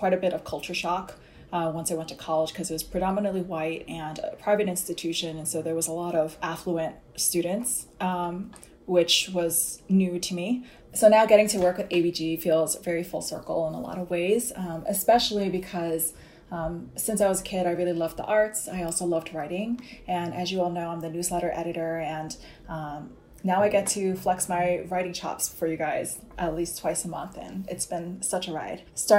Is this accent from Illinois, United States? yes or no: no; New York City, New York, United States; I'm 30 years old, a Korean American from New York. I grew up in a town called Fresh Meadows in the borough of Queens. Had a good mix of Asian and not Asian friends growing up.